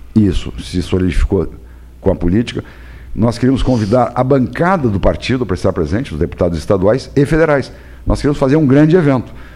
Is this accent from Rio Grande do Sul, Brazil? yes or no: yes; Pelotas, Rio Grande do Sul, Brazil; E como era minha terra e eu sou produtor de arroz também